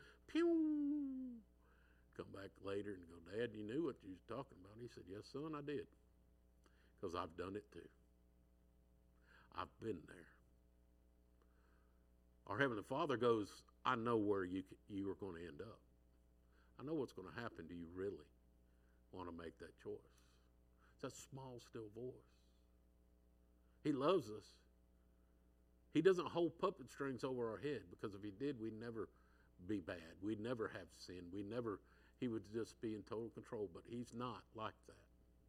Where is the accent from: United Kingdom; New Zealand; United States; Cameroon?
United States; San Diego, California; I'm from San Diego, so I'll say he went off to San Diego